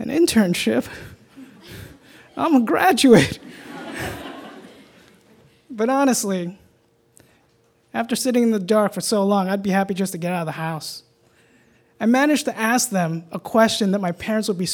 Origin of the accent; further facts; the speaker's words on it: New York, United States; Growing up in Chinatown, New York